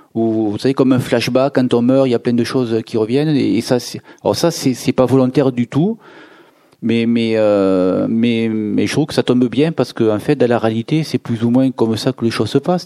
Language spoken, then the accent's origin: French; Béziers, Occitania, France; la région où je suis né, je suis né à Béziers